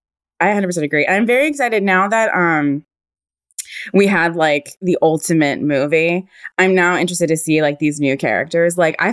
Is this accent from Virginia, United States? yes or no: yes; Virginia, United States; So I'm from Virginia. I always make it weird. My dad was in the military, so we moved around a lot. Yeah. But I always just say, like, Virginia. Like, that's where we, like, settled.